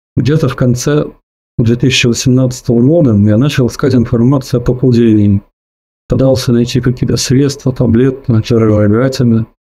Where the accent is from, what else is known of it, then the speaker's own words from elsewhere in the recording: Tallinn, Harju County, Estonia; Я из Прибалтики, город Таллин.